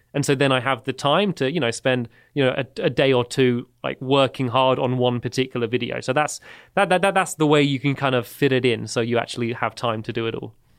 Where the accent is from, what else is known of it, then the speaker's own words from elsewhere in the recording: Emsworth, South East England, United Kingdom; I grew up in the, the south of England, about 15 minutes away from where I live now. It's a, a small town called Emsworth